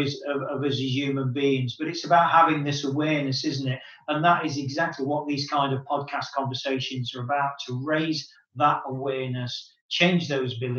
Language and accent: English; United Kingdom; moved away; my hometown in the UK